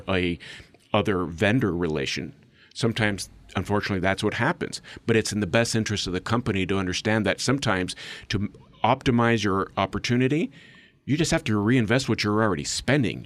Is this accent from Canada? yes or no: no; Mexico; first language English; moved away as an adult; I'm actually third generation, born and raised in Mexico